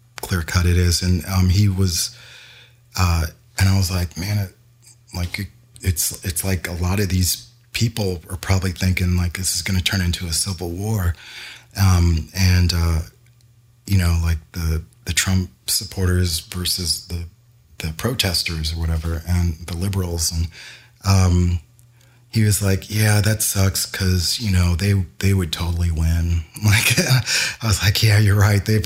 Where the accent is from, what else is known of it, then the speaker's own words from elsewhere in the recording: Louisville, Kentucky, United States; also born or lived in New Jersey / Chicago; now in Los Angeles, United States; when I was growing up in Louisville, when I first learned how to play an instrument